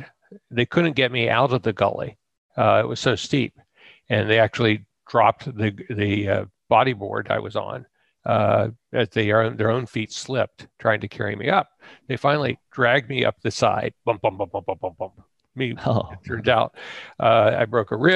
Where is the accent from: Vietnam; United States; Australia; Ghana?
United States; Ohio; I grew up in Ohio